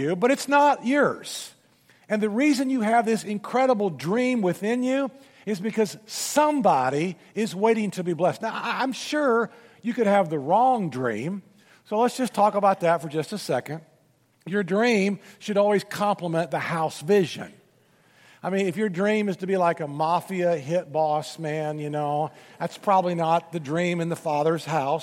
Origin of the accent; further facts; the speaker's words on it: Memphis, Tennessee, United States; I'm from Memphis